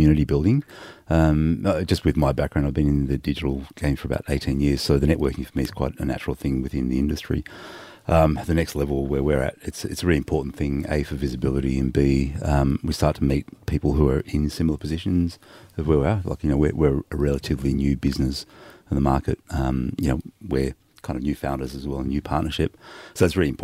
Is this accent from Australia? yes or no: yes; Sydney, New South Wales, Australia; My parents are both Lebanese. Yeah, I was born in Sydney